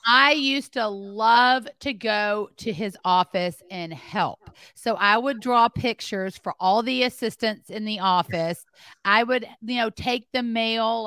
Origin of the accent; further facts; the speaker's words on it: Memphis, Tennessee, United States; also born or lived in Greenwood, Mississippi; I was born in Greenwood, Mississippi, and raised in Memphis, Tennessee